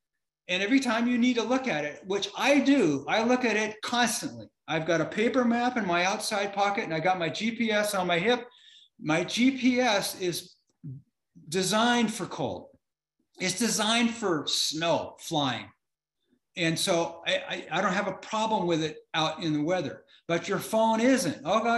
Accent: Florida, United States; now in Minnesota, United States; I live in Minnesota and it's all flat around here. I'm from Florida.

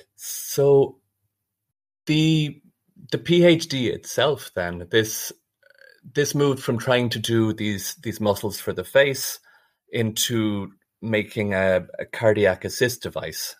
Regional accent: Ireland; moved away as an adult; also born or lived in Dublin / Nottingham; now in Zurich, Switzerland; I'm originally from Ireland

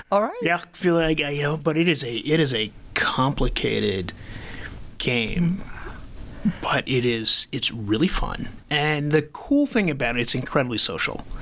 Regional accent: Philadelphia, Pennsylvania, United States; now in Madison, United States; I'm from Philadelphia.

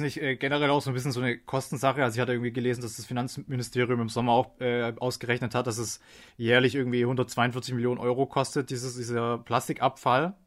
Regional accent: Germany; now in Austria; ich komme selbst aus Deutschland

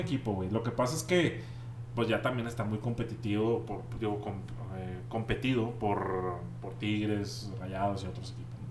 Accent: Monterrey, Nuevo León, Mexico; now in Ojinaga, Mexico; yo soy de Monterrey

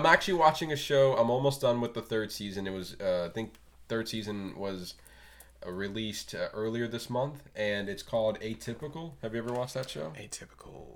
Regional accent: Florida, United States; as a Flor- uh, Floridian

